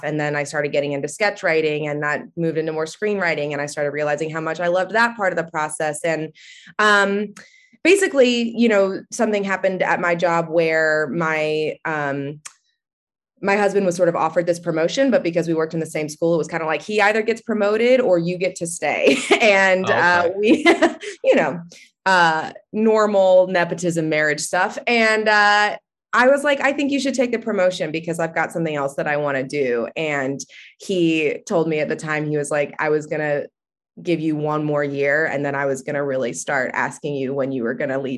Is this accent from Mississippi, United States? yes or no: no; Atlanta, Georgia, United States; I'm from Atlanta, Georgia, and I went to a great public school down here